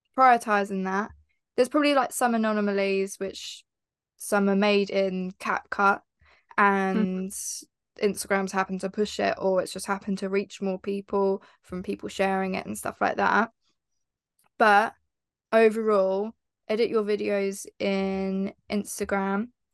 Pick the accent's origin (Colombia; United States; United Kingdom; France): United Kingdom; Heathfield, South East England; born or raised there